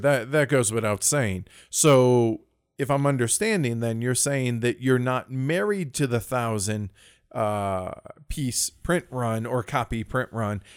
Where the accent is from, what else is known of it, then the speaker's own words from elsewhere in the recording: United States; as an American